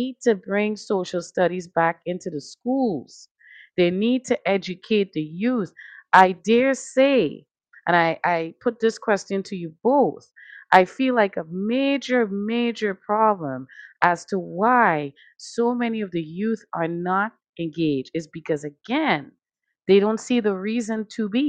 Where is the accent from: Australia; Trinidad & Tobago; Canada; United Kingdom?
Trinidad & Tobago; now in Connecticut, United States; I come from a country, Trinidad and Tobago, shout out. You know, I come from the West Indies.